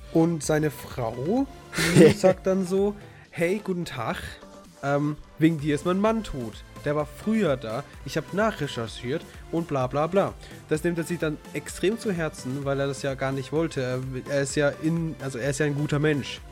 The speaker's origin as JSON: {"language": "German", "country": "Germany", "said": "als Deutscher"}